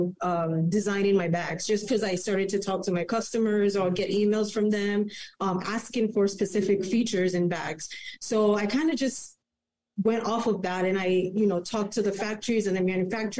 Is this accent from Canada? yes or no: yes; Canada; also born or lived in Manhattan, New York / Toronto; I'm Canadian